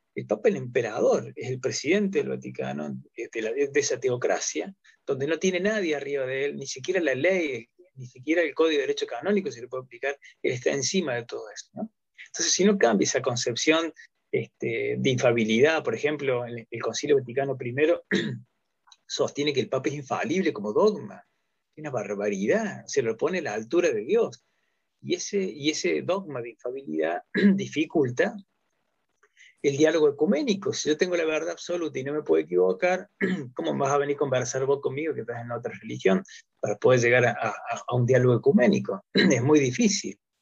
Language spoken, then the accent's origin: Spanish; Río Tercero, Córdoba, Argentina; soy de Córdoba, eh, Río Tercero, ahí me van a poder ubicar